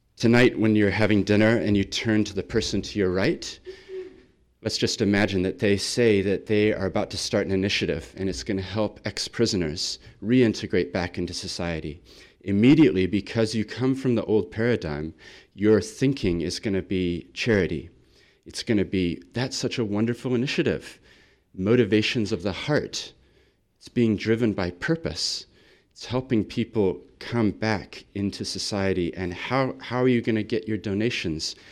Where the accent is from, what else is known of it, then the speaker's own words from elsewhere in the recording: Christchurch, Canterbury, New Zealand; also born or lived in Sydney, Australia; I come from Christchurch